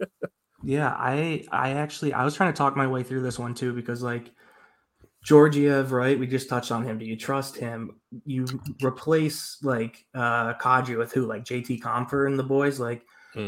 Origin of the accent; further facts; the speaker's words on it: New York, United States; growing up in New York